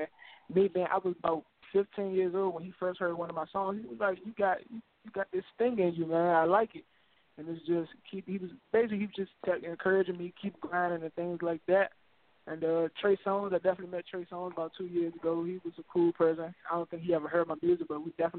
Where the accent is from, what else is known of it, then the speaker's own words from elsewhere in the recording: Washington, District of Columbia, United States; I was born and raised in Northeast, and then once my grandmother passed away, I moved to Southeast